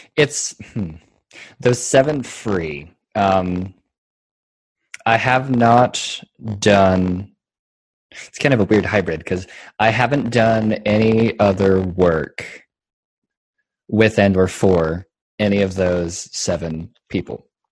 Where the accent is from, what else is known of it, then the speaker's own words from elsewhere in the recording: Colorado, United States; moved away as an adult; also born or lived in Texas; it's my home state